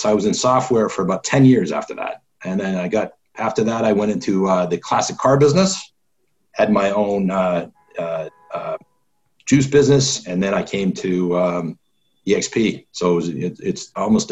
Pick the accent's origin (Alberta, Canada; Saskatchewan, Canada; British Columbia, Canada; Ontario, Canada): Ontario, Canada; Toronto; now in United States; I grew up in Canada